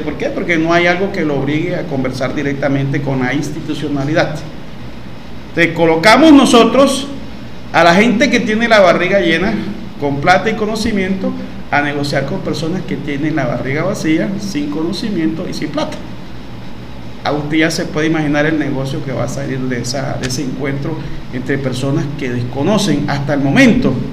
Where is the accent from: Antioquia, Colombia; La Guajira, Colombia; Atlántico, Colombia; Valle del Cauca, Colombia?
La Guajira, Colombia; Wayuu; now in Maicao, Colombia; soy guayú de Leirruco